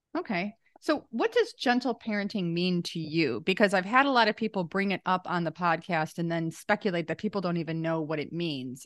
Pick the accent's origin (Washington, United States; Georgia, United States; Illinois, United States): Illinois, United States; Lake County; I'm from Lake County